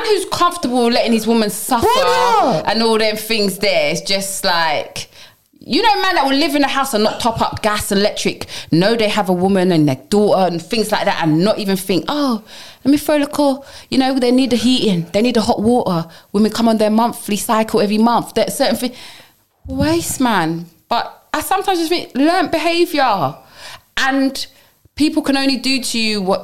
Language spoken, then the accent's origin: English; London, United Kingdom; I come from Brixton Hill, Tars Hill